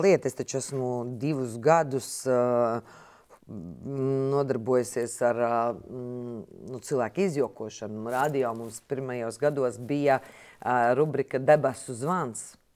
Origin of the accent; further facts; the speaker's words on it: Jaunpils, Latvia; moved away; es nāku no laukiem, no Jaunpils.